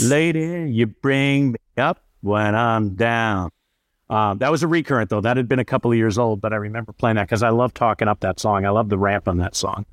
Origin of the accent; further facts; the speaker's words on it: Bucks County, outside Philadelphia, Pennsylvania, United States; moved away as an adult; also born or lived in Syracuse, New York; now in Minneapolis, United States; Grew up outside of Philadelphia in a Bucks County, Pennsylvania